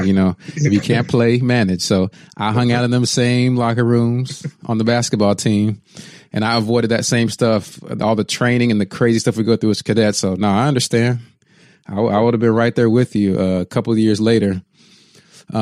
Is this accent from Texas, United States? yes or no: yes; Texas, United States; I grew up in Texas